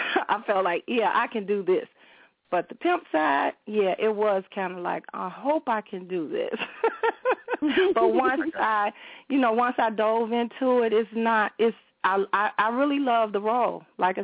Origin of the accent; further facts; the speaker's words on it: Chicago, Illinois, United States; I grew up in Roseland